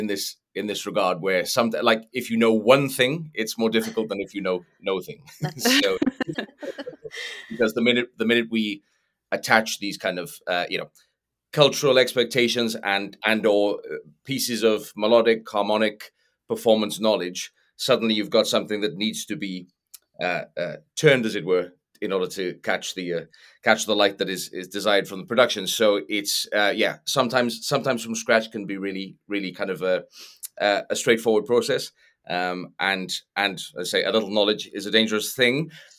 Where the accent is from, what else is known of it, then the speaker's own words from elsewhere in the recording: Wales, United Kingdom; I'm from